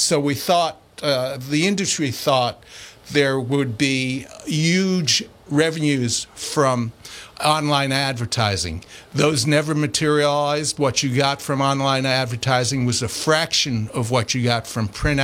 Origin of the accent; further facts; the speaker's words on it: New York City, New York, United States; I grew up in Queens